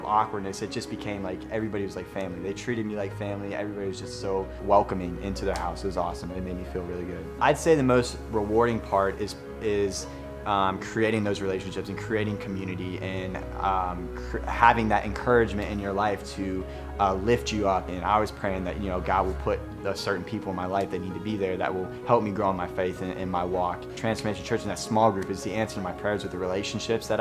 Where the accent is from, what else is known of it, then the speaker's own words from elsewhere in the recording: Slippery Rock, Pennsylvania, United States; moved away as an adult; also born or lived in Norfolk, Virginia; I'm from Slippery Rock, Pennsylvania.